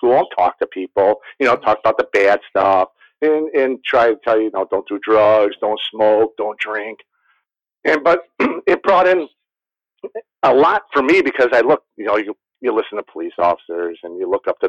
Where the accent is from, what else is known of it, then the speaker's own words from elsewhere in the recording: Waukegan, Illinois, United States; moved away as an adult; now in Mesa, United States; I'm from the Chicagoland area, up in Waukegan, Illinois.